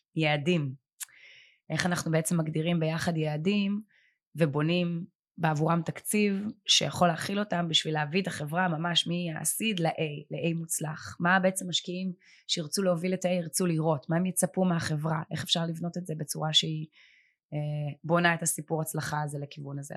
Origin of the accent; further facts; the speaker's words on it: Herzliya, Tel Aviv District, Israel; אני גדלתי בהרצליה